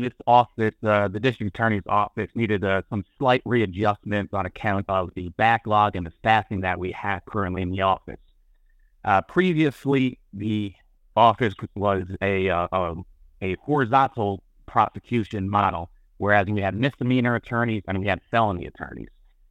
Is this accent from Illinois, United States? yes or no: no; Monticello, New York, United States; also born or lived in Middletown, New York / Goshen, New York; I was born in Middletown. I was raised in the village of Monticello my entire life. I still live in the village of Monticello.